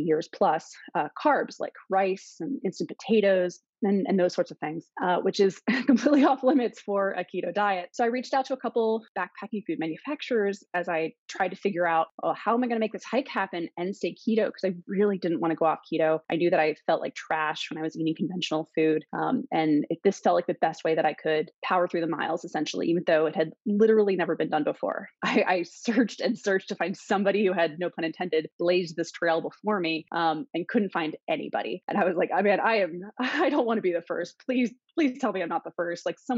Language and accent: English; East Coast, United States; also born or lived in Virginia / Pennsylvania; I was born and raised on the East Coast, from Virginia to Pennsylvania, back and forth a couple times.